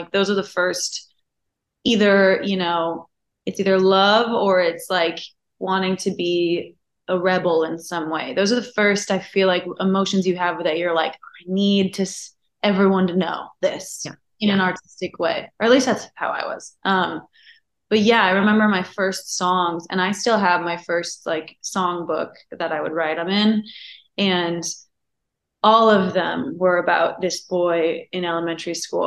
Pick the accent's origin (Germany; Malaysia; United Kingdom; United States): United States; Napa Valley, California; California. I'm from Napa Valley. So I'm from the northern part.